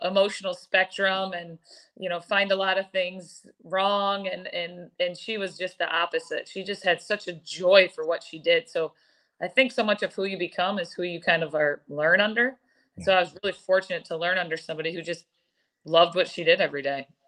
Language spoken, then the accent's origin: English; East Lansing, Michigan, United States; moved away; I'm from East Lansing, Eric, born and raised here